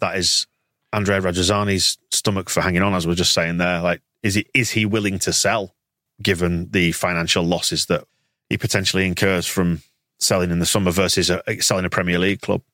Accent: Yorkshire and the Humber, United Kingdom; I'm from Yorkshire

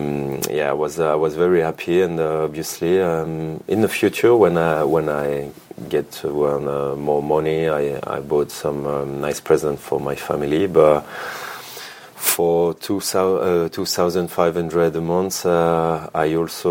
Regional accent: Grenoble, Auvergne-Rhône-Alpes, France; English is a second language; moved away as an adult; also born or lived in Chambéry; now in Italy; I come from the mountains. I was born in Chambéry. And I grew up in Grenoble, so like basically 30 minutes from the skiing station.

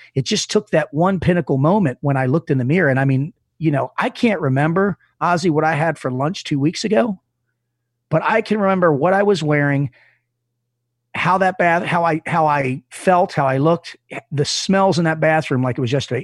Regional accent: Reisterstown, Maryland, United States; also born or lived in Dundalk, Maryland; I was in Dundalk, Maryland. I'm, which isn't a great part of town, and I moved out to Reisterstown, where I lived, which wasn't another great part of town. I'm from Maryland

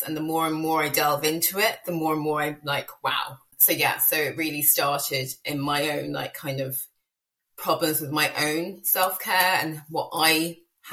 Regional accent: United Kingdom; moved away as an adult; Me by my accent, obviously I'm from the UK, but I've lived in the island for the past 6 years.

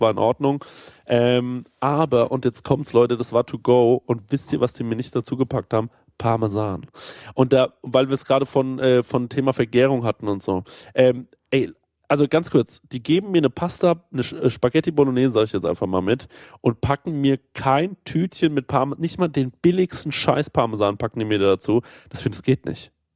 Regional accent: Aschaffenburg, Bavaria, Germany; Bei uns in Aschaffenburg

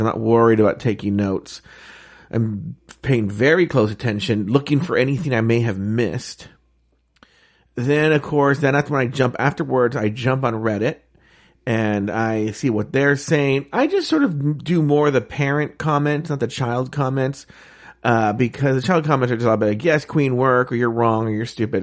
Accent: Disneyland, California, United States; I grew up around Disneyland

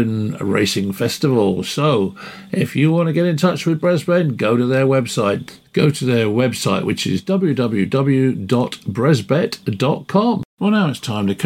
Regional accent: Wales, United Kingdom; being a Welshman

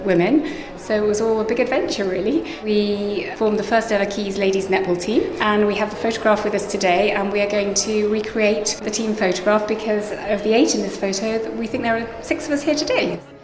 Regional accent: Harpenden, East of England, United Kingdom; I grew up in Harpenden, Hertfordshire

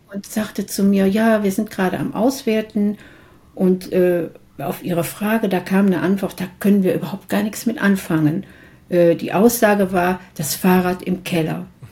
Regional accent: Mönchengladbach, North Rhine-Westphalia, Germany; in meiner Heimatstadt Mönchengladbach

